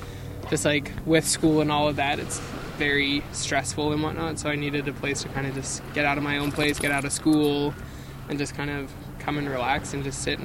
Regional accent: Hong Kong; No, I'm not. I'm from Hong Kong originally.

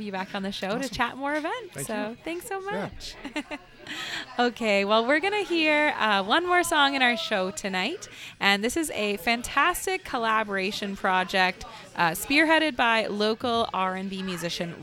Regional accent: Waterloo, Ontario, Canada; I grew up in Uptown Waterloo, close to Uptown Waterloo

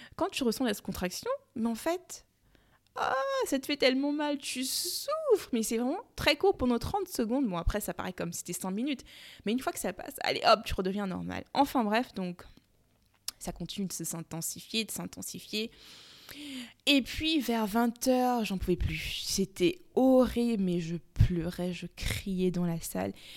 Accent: Cameroon; comme on dit chez nous au Cameroun

